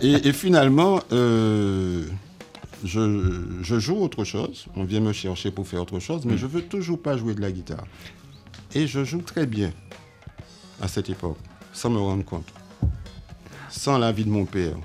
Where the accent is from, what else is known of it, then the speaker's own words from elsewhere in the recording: Marie-Galante, Guadeloupe; now in Pointe-à-Pitre, Guadeloupe; je suis né à Pointe-à-Pitre, mais j'ai été élevé à Marie-Galante